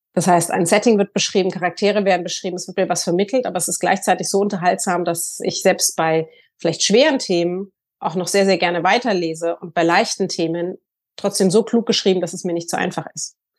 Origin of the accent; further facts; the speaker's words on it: Hamburg, Germany; also born or lived in Sylt; ich komme aus Hamburg, lebe in Hamburg und Sylt